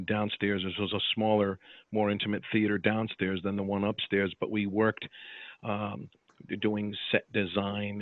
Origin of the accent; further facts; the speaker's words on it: Watervliet, New York, United States; also born or lived in Albany, New York; I grew up in Watervliet Troy, New York